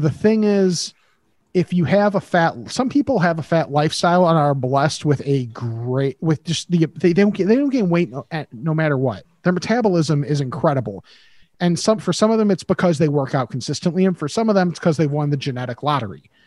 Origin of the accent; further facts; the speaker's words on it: Midwest, United States; growing up in the Midwest